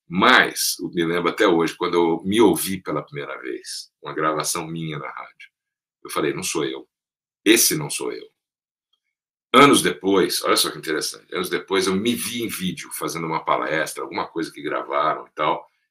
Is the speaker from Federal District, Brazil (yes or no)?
yes; Brasília, Federal District, Brazil; moved away; also born or lived in São Paulo; nasci em São Paulo, cresci em Brasília, meus pais mudaram para lá logo depois da inauguração, nos anos 60.